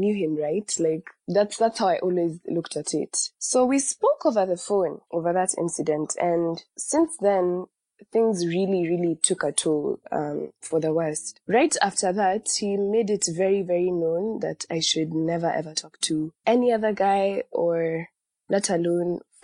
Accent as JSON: {"language": "English", "region": "Nairobi", "country": "Kenya", "said": "I am from Nairobi, Kenya"}